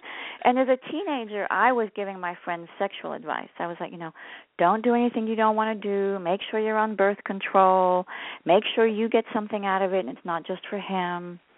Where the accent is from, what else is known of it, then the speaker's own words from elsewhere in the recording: France; moved away as an adult; now in United States; I was born and raised in France. I know I don't sound French. I came to the U.S. when I was 19. My mother's British, so I grew up bilingual.